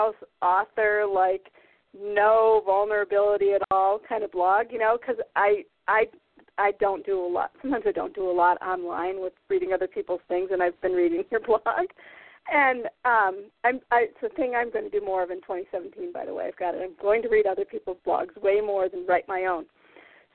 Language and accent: English; Iowa and Minnesota, United States; moved away as an adult; also born or lived in California; now in Maine, United States; I was raised in Iowa and Minnesota, and I was living in Minnesota at the time.